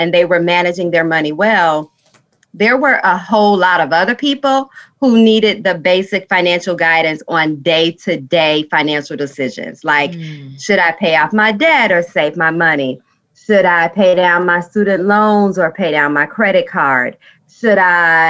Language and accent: English; Chicago, Illinois, United States; I am from Chicago, although, I live in the South suburbs. I've been here all these years.